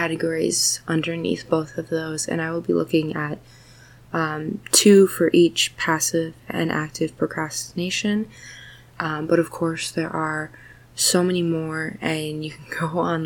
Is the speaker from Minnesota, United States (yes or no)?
yes; Minnesota, United States; I'm from Minnesota, so like I'm super used to cold and snow and everything